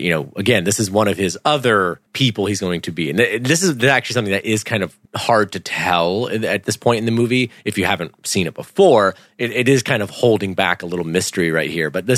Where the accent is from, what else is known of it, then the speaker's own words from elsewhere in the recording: United Kingdom; I'm British